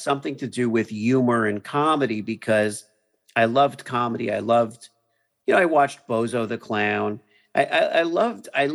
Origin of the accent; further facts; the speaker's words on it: Miami, Florida, United States; I grew up in Miami, which I thought was a wonderful place to kind of grow up